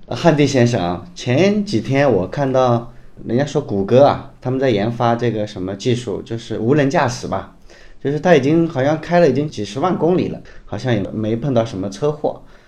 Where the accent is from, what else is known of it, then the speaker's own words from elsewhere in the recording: China; 我们中国人去西藏首选的车